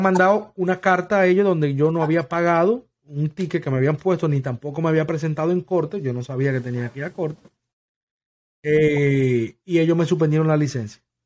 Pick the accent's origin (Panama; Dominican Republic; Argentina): Dominican Republic; also born or lived in New York; now in West Palm Beach, United States; yo soy dominicano